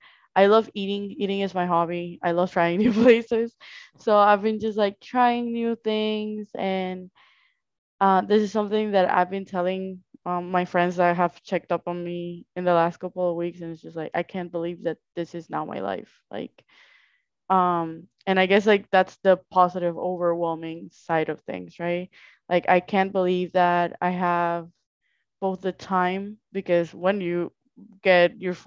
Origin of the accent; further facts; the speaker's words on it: Colombia; English is a second language; moved away; I came from Colombia, then I moved to Orlando